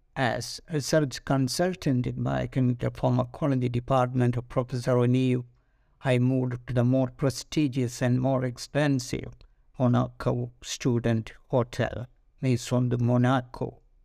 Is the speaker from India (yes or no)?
yes; India; moved away as an adult; as an Indian